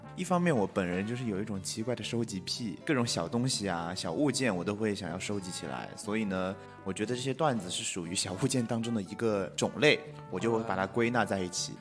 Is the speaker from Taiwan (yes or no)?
no; Guizhou, China; accent: Guizhou dialect; 我们家乡话那边他念不标准，很多人他的鼻音和边音他是分不清楚的，所以用贵州话